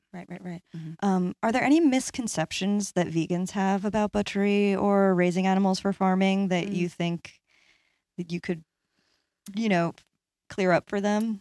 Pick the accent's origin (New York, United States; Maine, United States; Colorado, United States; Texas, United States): New York, United States; Long Island; I'm from Long Island